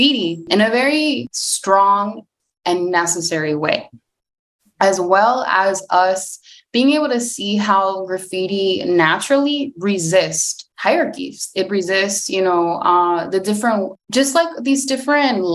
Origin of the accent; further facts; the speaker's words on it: Los Angeles, California, United States; I am from Los Angeles